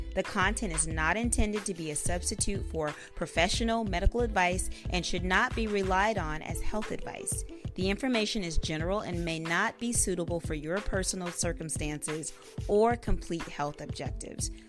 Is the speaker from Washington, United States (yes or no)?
no; Oklahoma, United States; now in California, United States; I'm from Oklahoma